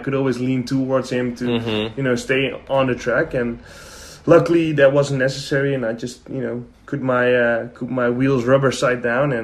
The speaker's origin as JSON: {"language": "English", "country": "Netherlands"}